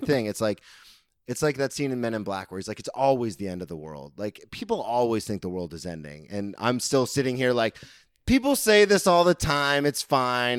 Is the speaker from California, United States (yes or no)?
no; Daytona Beach, Florida, United States; I grew up here, I lived here my whole life